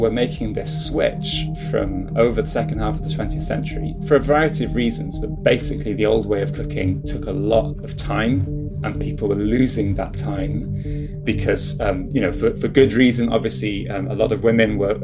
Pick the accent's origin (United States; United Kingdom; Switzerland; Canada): United Kingdom; Welsh, Wales; first language Welsh; English is a second language; so my first language is Welsh. We speak Welsh at home. I grew up speaking Welsh